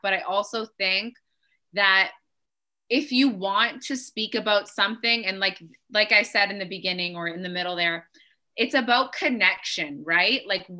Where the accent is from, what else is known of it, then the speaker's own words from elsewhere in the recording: Toronto, Ontario, Canada; Oh, Toronto.